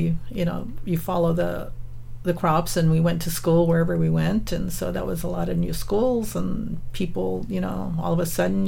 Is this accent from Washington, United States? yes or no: no; Salinas, California, United States; I was born in Salinas. And as you know, it's like 50 miles south of San Jose here. And but my my grandparents and my parents were migrant workers up until I was about I would say about 10 or 11 years old